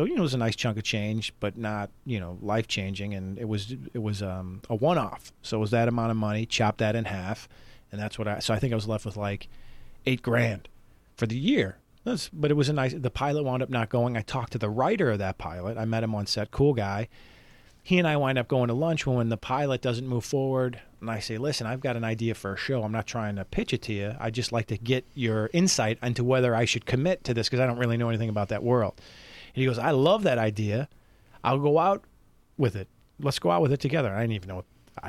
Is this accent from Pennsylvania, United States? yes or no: no; Chicago, Illinois, United States; moved away as an adult; now in Los Angeles, United States; I'm from Chicago. I just moved here.